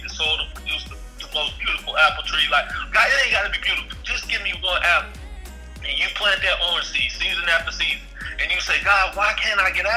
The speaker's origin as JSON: {"language": "English", "area": "Bible Belt", "region": "the South", "country": "United States", "tie": "born or raised there", "said": "being from the South, being a young black man growing up in the Bible Belt"}